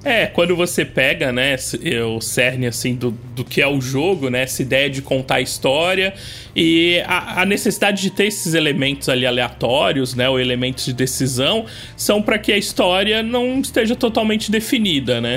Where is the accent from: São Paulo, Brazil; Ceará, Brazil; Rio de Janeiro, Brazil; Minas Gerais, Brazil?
São Paulo, Brazil; Cubatão; Eu sou de uma cidade do litoral de São Paulo, cidade chamada Cubatão